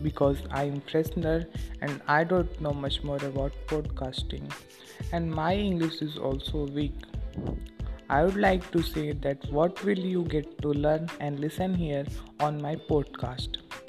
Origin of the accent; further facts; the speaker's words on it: India; English is a second language; I am from India. I am a student.